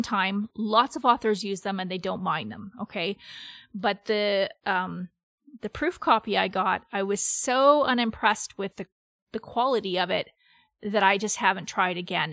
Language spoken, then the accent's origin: English; Canada; I'm Canadian